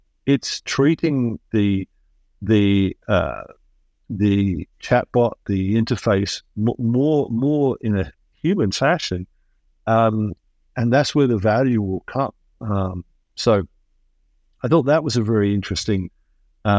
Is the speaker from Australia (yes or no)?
no; England, United Kingdom; moved away as an adult; now in United States; I am originally English, but I haven't lived there for a long time. And that's partly because I came to a land of opportunity, which is America, and I became American.